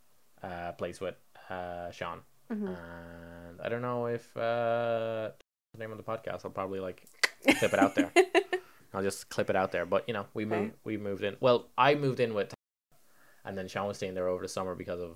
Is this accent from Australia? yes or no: no; Spain; now in Ireland; you know, I grew up in Spain. I'm a man of the people. I'm a man of the world. I've traveled. My parents moved there.